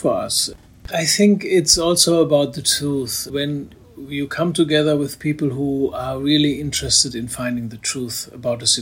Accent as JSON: {"language": "English", "country": "Germany", "tie": "born or raised there", "said": "I grew up in West Germany"}